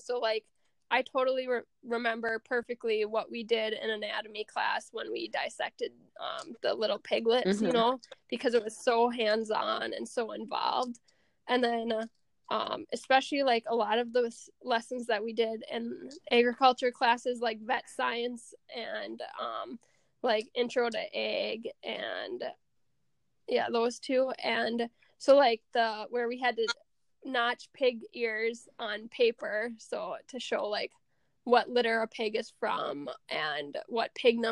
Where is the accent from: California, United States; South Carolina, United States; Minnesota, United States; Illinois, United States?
Minnesota, United States; Sauk Rapids; I'm from Sauk Rapids. I live on my family's hog, beef, and crop farm